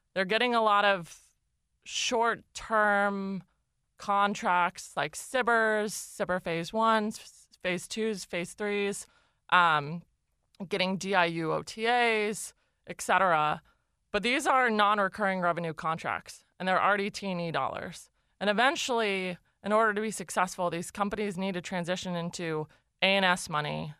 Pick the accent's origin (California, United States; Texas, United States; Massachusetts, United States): California, United States; Los Altos; I grew up in a, a town called Los Altos, um, in the South Bay.